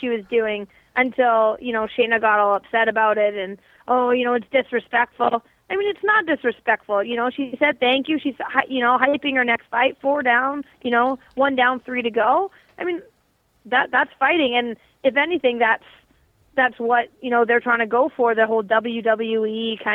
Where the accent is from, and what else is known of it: Canada